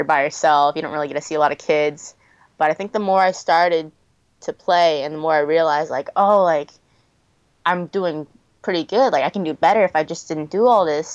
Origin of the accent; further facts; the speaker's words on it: Massachusetts, United States; I grew up in Massachusetts where the weather is known for the winter sometimes.